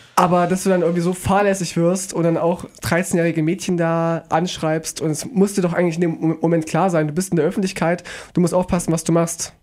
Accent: Weimar, Thuringia, Germany; ich, ich bin aus Weimar

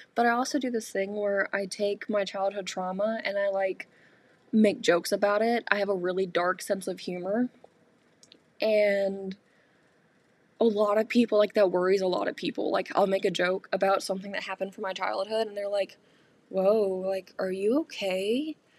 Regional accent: North Carolina, United States; moved away as an adult; now in Michigan, United States; growing up in North Carolina

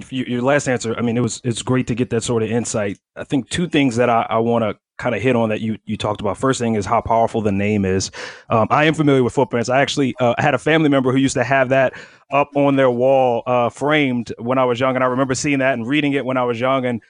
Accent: Kenner, Louisiana, United States; I'm born and raised in Kenner, not from actual New Orleans proper, but when I'm out of town, I save time, I say New Orleans.

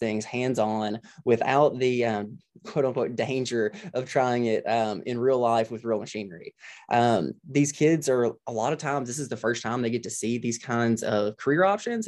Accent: South Arkansas, United States; Growing up in the Delta with us, being from South Arkansas

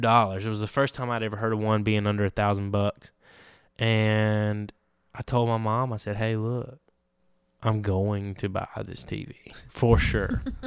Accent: Andalusia, Alabama, United States; I'm from Andalusia, Alabama.

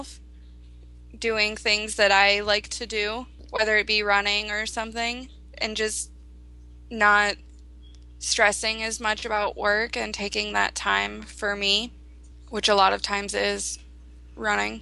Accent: Sarasota, Florida, United States; which is in my hometown

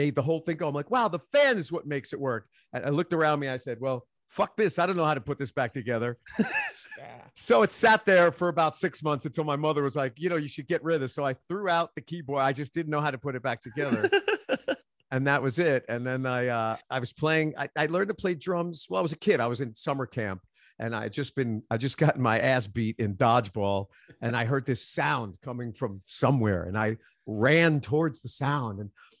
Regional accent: Queens, New York, United States; now in Nashville, United States; Queens, New York, born and raised in Queens, spent my adult life in the East Village of Manhattan. So I'm a New Yorker through and through.

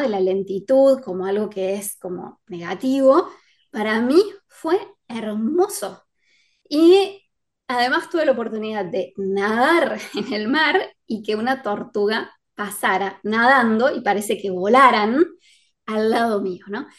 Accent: Córdoba, Argentina; yo soy de Córdoba

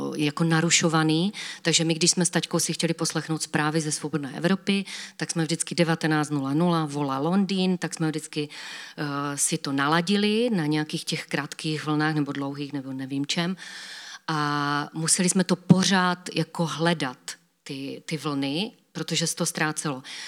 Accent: Havířov, Moravian-Silesian Region, Czechia; u nás v Havířově

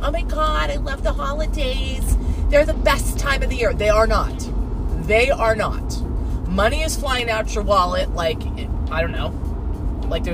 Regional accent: Southern California, United States; also born or lived in Montana; now in New England, United States; I grew up in Southern California with a short stint in the prison that I like to call Montana

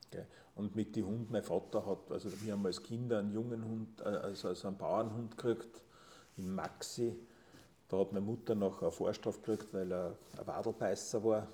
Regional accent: near Linz, Upper Austria, Austria; moved away as an adult; now in Tyrol, Austria; Ich bin ursprünglich äh, in, im, nah, im Nahumfeld von Linz aufgewachsen

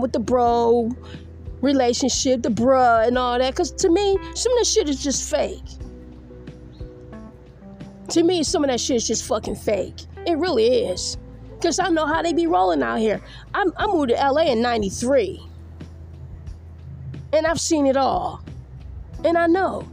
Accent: Detroit, Michigan, United States; also born or lived in Grand Rapids / Las Vegas; now in Los Angeles, United States; where I'm from Detroit

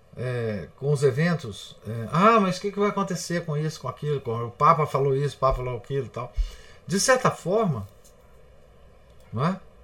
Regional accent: Minas Gerais, Brazil; Nós somos mineiros

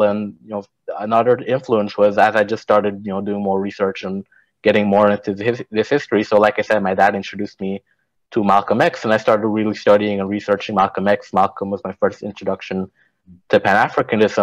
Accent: Guyana; moved away; I'm originally from Guyana

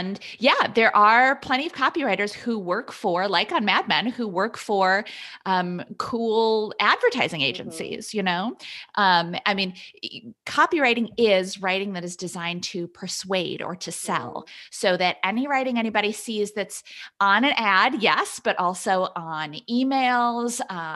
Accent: Wisconsin, United States; now in Massachusetts, United States; So I grew up in Wisconsin. I'm in Massachusetts now, but my family's still back in Wisconsin.

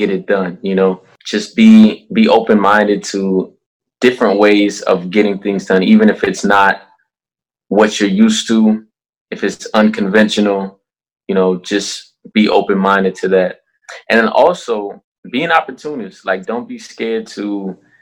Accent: Minneapolis, Minnesota, United States; moved away as an adult; also born or lived in Liberia / Silver Spring, Maryland / Saranac Lake, New York; I was born in Liberia, which is West Africa, and I moved to Silver Springs, Maryland when I was 2, and then that's like a year and a half later we moved to Minneapolis, and that's where I was raised.

